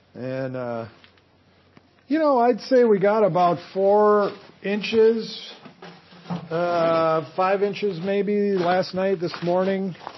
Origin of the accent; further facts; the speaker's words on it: Duluth, Minnesota, United States; a lifelong Minnesota journalist from Duluth who's traveled the world and knows my home state